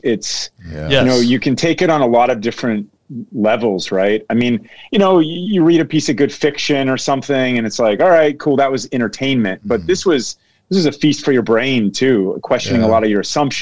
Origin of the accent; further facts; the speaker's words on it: Dayton, Ohio, United States; I was born in 1979 in Dayton, Ohio, which is Southern Ohio.